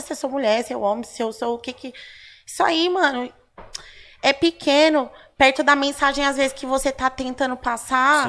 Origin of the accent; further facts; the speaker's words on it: São Paulo, Brazil; Casa de Cultura do Ipiranga. Uhum ali na Tancredo Neves, é bem pertinho ali na, é na minha quebrada